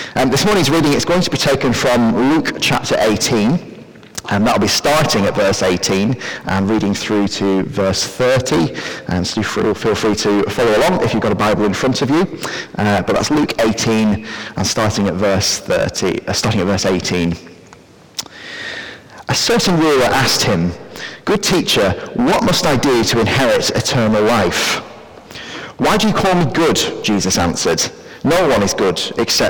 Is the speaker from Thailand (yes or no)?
no; Preston, North West England, United Kingdom; I grew up and I actually still live near Preston in Lancashire.